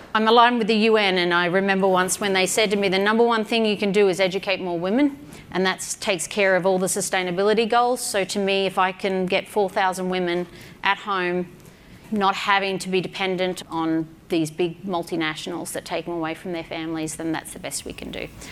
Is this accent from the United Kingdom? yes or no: no; Australia; I'm an Aussie